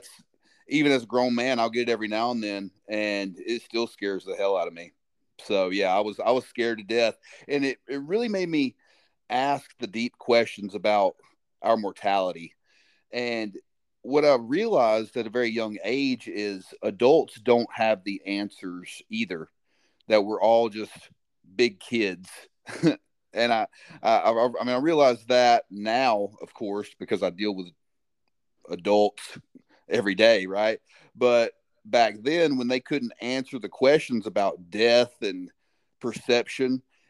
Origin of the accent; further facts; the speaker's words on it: Alabama, United States; Well, luckily, I had the opportunity to move around a little bit, so Alabama was the home base. And what I noticed was a lot of folks that lived where I lived in Alabama, they didn't get out very much.